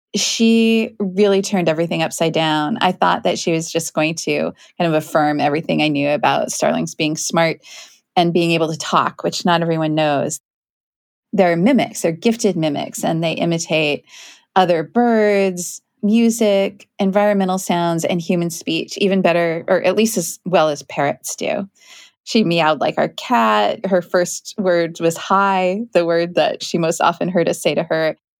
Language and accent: English; Kent, Washington, United States; I grew up in Kent, which is a town outside of Seattle.